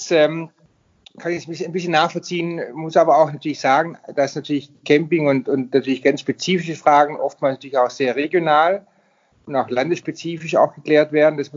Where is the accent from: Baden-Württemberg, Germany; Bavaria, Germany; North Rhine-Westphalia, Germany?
Baden-Württemberg, Germany; Darüber hinaus ähm, ist gerade jetzt auch mein Heimatland Baden-Württemberg